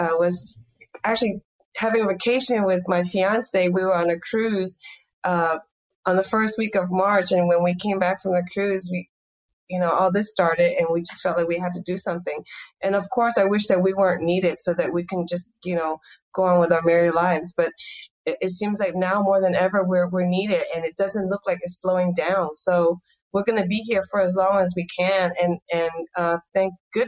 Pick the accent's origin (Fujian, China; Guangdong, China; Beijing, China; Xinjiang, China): Guangdong, China; Taishan; now in San Francisco, United States; I was born in Toisan, China. It's a poor farming village. My toy was dirt